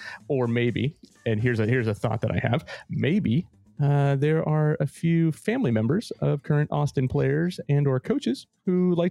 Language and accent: English; Wales, United Kingdom; I mean, as a Welshman, you could say your lads played well